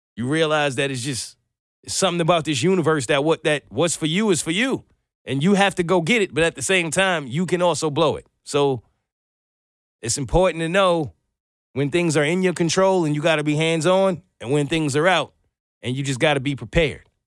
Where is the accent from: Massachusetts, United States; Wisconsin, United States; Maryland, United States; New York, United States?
New York, United States; moved away as an adult; now in Atlanta, United States; As a New Yorker, or I think for anyone who's kind of moved from up north to down south